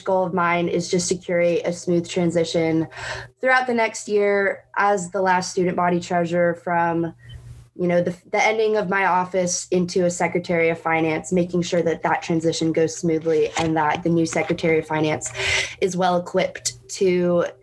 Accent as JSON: {"language": "English", "town": "Leesburg", "region": "Virginia", "country": "United States", "said": "I am originally from Leesburg, Virginia, which is outside of Washington, D.C."}